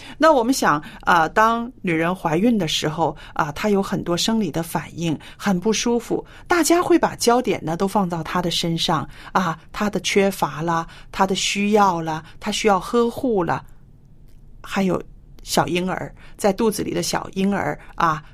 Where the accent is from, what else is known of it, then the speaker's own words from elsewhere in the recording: China; 在我们中国人的，呃，传统观念里边